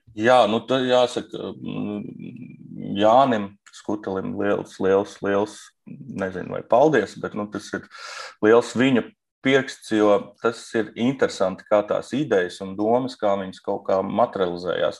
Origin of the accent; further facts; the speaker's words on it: Uzvara, Bauska Municipality, Latvia; es uzaugu Bauskas, Bauskā mazā ciematā, kolhozā uzvara